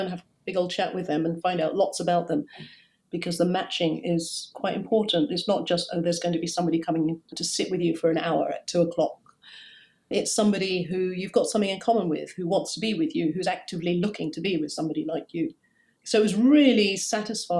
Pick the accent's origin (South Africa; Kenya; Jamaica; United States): Kenya; also born or lived in Hackney, London; now in London, United Kingdom; I see myself as a Kenyan, because that's where I'm from